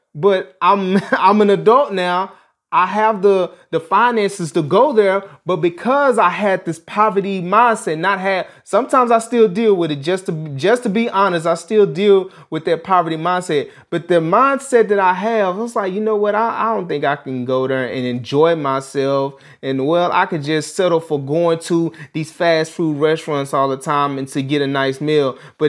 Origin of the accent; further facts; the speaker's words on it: Dallas, Texas, United States; Growing up in Dallas, Texas, we're in the Oak Cliff area. I lived in a neighborhood that dealt with a lot of poverty.